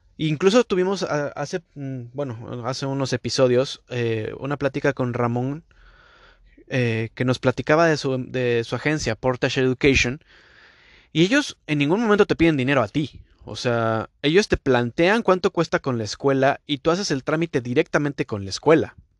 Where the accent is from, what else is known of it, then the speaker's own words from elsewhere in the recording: Mexico; now in Canada; Yo como mexicano